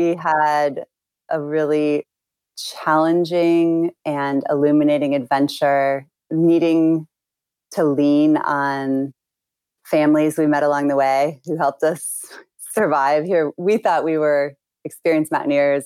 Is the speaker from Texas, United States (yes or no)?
no; suburban Illinois, United States; moved away as an adult; now in Yosemite, United States; Growing up in Illinois is filled with really good people